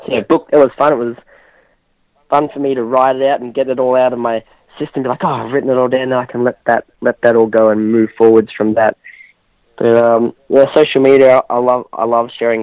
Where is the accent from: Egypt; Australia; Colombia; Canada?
Australia; I'm Australian